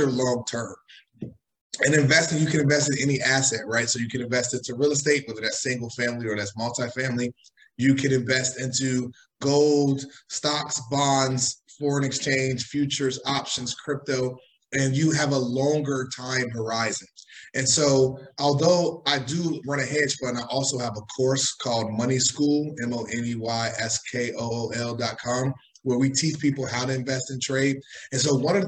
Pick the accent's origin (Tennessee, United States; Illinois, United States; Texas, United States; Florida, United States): Illinois, United States; Chicago; also born or lived in New York; now in Miami, United States; I'm originally from Chicago. I went to school in New York, and I am currently based in Miami